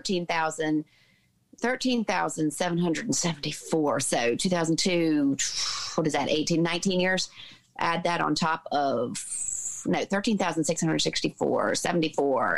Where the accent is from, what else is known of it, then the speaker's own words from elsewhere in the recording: the Bible Belt, United States; grew up in the Bible Belt in the States.